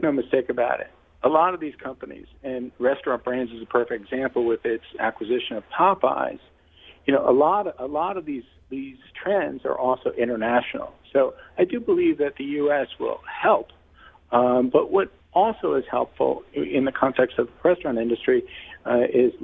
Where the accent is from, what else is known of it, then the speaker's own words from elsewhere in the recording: New York, United States; I'm a New Yorker